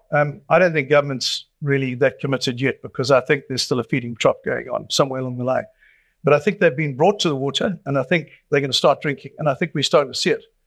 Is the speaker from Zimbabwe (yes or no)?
no; Durban, KwaZulu-Natal, South Africa; I've been born and raised in Durban, I'm not leaving here either